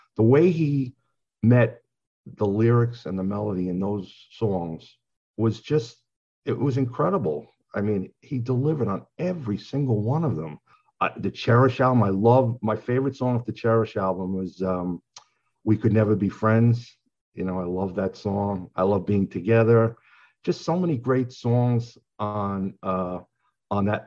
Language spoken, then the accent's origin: English; Long Island, New York, United States; also born or lived in Queens, New York; I grew up in Long Island, New York.